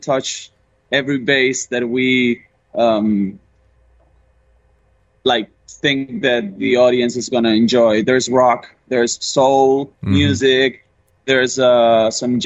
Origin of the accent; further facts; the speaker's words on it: Santa Fe, Argentina; moved away as an adult; now in Madrid, Spain; I'm originally from Argentina. I was born in Santa Fe in Argentina.